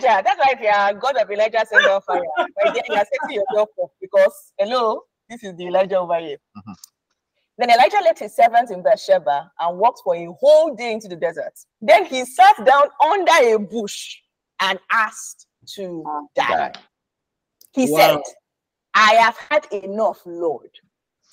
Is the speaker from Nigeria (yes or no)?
yes; Nigeria; as a Nigerian